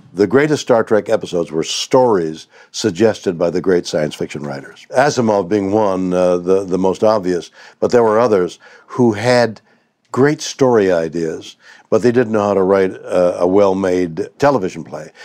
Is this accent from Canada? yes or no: yes; Montreal, Quebec, Canada; moved away as an adult; now in United States; I was born in Montreal